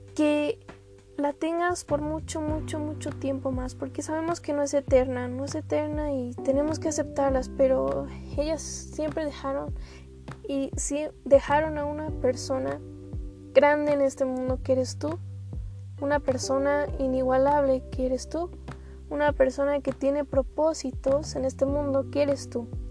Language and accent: Spanish; Mexico; como mexicanos tenemos bastantes culturas